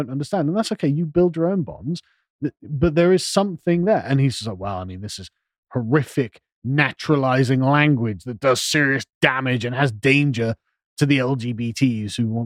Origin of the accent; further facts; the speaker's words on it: England, United Kingdom; I'm an Englishman